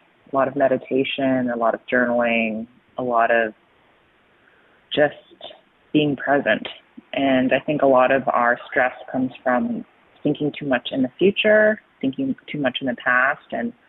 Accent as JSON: {"language": "English", "town": "Toronto", "region": "Ontario", "country": "Canada", "also_born_or_lived": "New York", "moved": "as an adult", "lives_now": "Los Angeles, United States", "said": "So I'm originally from Toronto. I moved to New York, lived there for 8 years to pursue my master's, lived there, got really sick and tired and was just stressed all the time, and moved to LA and feel reborn."}